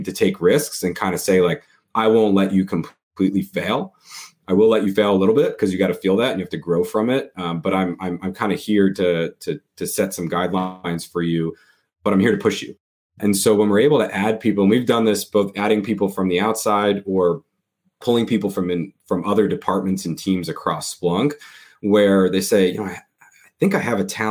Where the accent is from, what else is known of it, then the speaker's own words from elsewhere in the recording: New York, United States; I grew up in New York